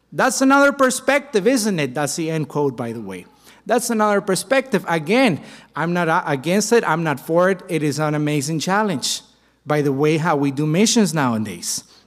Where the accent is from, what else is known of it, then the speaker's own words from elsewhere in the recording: Mexico; my home country of Mexico